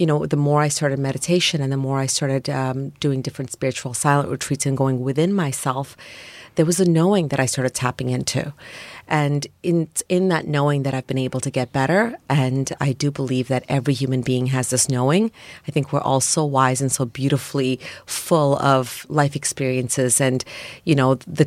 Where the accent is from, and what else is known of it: Toronto, Ontario, Canada; born or raised there